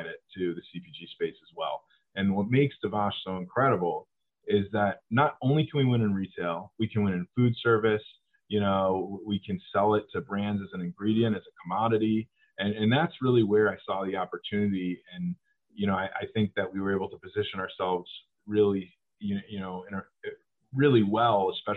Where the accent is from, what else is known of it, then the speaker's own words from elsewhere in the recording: Cleveland, Ohio, United States; moved away as an adult; now in Los Angeles, United States; my friends at home who I grew up with in Cleveland